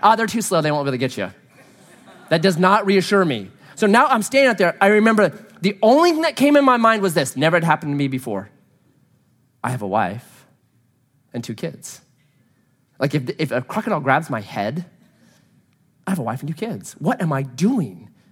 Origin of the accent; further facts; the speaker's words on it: Southern Oregon, United States; I grew up here in Southern Oregon